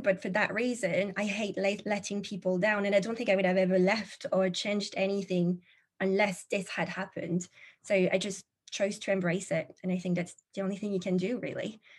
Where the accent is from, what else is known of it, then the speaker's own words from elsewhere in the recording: France; moved away as an adult; now in England, United Kingdom; I'm originally from France, but like you mentioned, living in England, it's been about a decade or so now living the expat life.